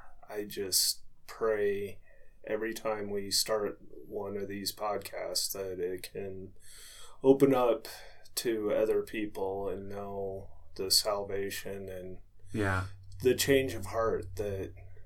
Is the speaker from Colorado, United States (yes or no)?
yes; Littleton, Colorado, United States; now in Bailey, United States; I was born in Littleton